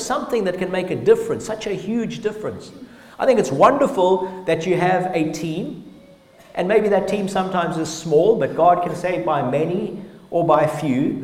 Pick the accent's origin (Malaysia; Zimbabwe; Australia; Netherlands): Zimbabwe; We grew up in Zimbabwe